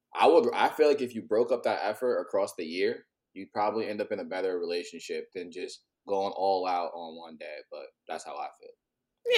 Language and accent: English; United States; also born or lived in New York / New Jersey; now in San Diego, United States; I'm originally from the East Coast, grew up between New York and New Jersey, but I live kind of everywhere. Right mm-hmm. now, I'm currently in San Diego